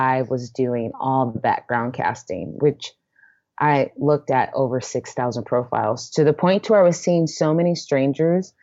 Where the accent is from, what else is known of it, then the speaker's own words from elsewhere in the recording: Portland, Oregon, United States; now in New York City, United States; I'm from Portland, Oregon